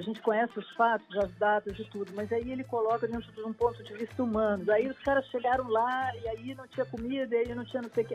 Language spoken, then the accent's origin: Portuguese; Porto Alegre, Rio Grande do Sul, Brazil; eu sou gaúcha